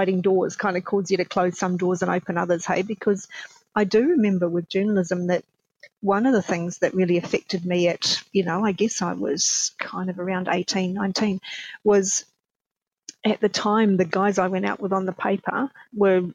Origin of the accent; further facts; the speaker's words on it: New Zealand; I'm a Kiwi, so I was born in New Zealand